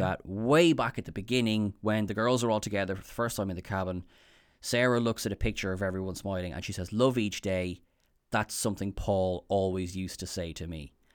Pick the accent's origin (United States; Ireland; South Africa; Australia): Ireland; I am Irish